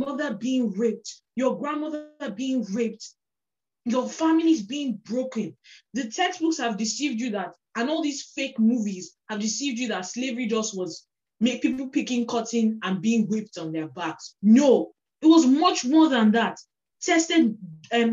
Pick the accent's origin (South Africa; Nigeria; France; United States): Nigeria; as a Nigerian person